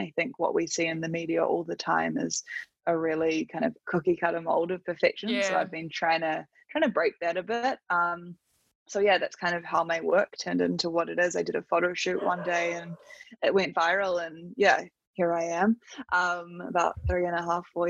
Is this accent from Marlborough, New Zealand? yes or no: no; Auckland, New Zealand; I live in New Zealand. I grew up in Auckland and have pretty much always lived here